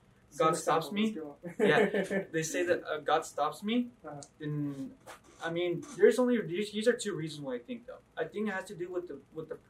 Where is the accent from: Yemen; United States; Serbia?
United States; I was born here in America